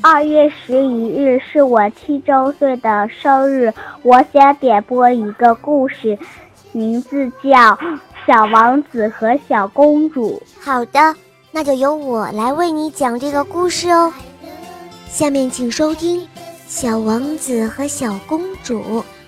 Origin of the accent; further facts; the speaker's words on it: Tongliao, Inner Mongolia, China; 我今年七周岁了，我来自内蒙古通辽